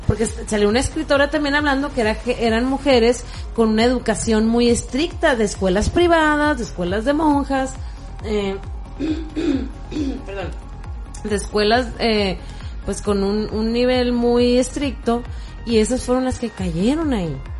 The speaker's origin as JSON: {"language": "Spanish", "country": "Mexico", "said": "nosotros como mexicanos"}